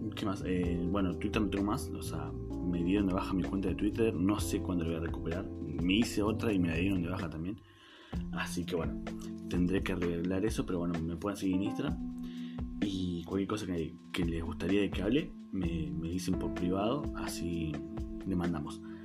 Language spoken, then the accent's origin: Spanish; Neuquén, Argentina; soy de Argentina, soy de Neuquén, Argentina, que está al sur del país